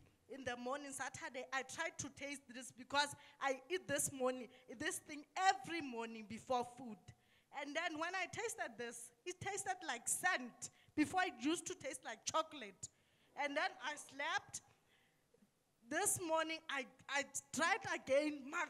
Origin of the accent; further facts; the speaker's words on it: Lesotho; I'm from Lesotho.